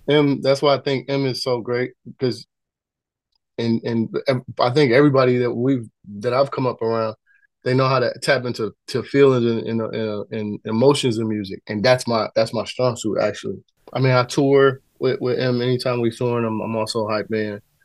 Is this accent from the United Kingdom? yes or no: no; Detroit, Michigan, United States; also born or lived in North Carolina; I was born in North Carolina, but I was raised in Detroit.